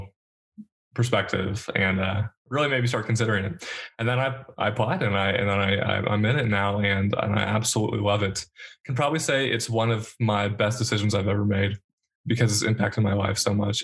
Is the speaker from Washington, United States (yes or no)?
yes; Seattle, Washington, United States; moved away; I'm from Seattle